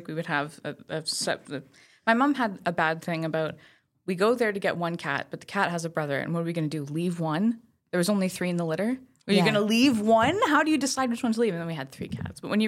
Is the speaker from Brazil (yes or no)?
no; Saint-Eustache, Quebec, Canada; my sister lives out in St. Eustache. That's where I grew up.